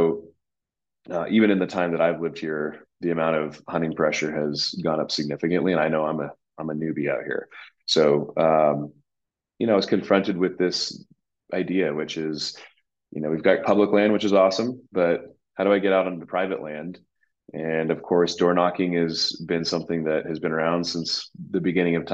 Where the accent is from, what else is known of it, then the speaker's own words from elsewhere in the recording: Southern California, United States; moved away as an adult; also born or lived in East Coast; now in Bozeman, United States; I grew up in Southern California